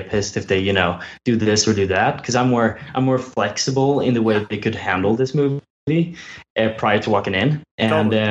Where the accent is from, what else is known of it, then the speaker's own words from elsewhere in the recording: Sweden; now in San Diego, United States; I'm from Sweden. Oh, yeah, so I'm from Alicia Vikander's country